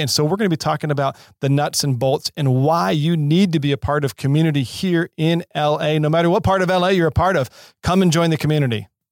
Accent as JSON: {"language": "English", "town": "Seattle", "region": "Washington", "country": "United States", "tie": "born or raised there", "also_born_or_lived": "San Diego / Baton Rouge, Louisiana", "moved": "yes", "lives_now": "Los Angeles, United States", "said": "born and raised in Seattle"}